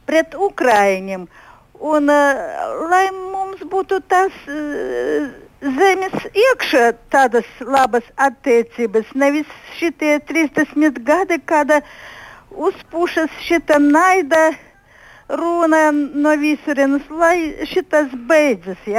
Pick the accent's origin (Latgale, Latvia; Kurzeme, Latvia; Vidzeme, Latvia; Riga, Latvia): Latgale, Latvia; Daugavpils; ja es no Daugopili